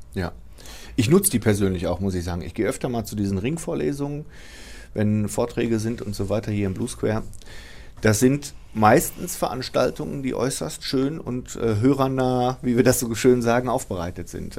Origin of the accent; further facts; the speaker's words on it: Bochum, North Rhine-Westphalia, Germany; aus Wattenscheid bin. Ich bin aus der Südfeldmark